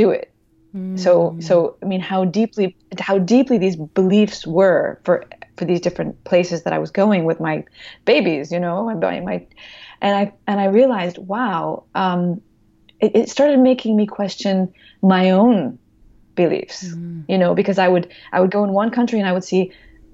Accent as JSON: {"language": "English", "country": "United States", "said": "I'm American"}